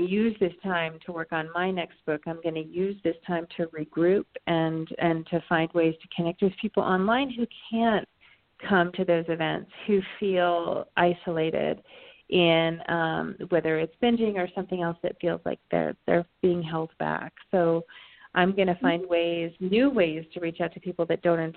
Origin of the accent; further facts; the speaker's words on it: Vermont, United States; also born or lived in Canada; I grew up in Vermont, so there's something very symbolic about going through the mountains of my childhood and ending up in Canada, where I was born in Canada